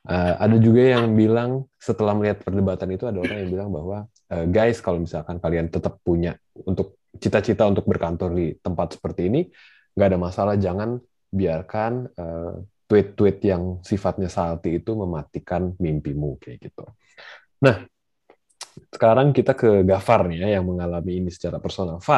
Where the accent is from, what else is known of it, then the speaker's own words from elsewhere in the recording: Jakarta, Indonesia; Gue tuh sebenarnya orang Jakarta tapi gue nggak terlalu paham tentang seluk beluk nama nama jalan gitu ya.